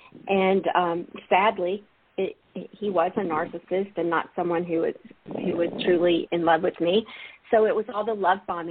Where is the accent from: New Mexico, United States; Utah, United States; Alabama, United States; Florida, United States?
Alabama, United States; I'm from Alabama, grew up in the Baptist church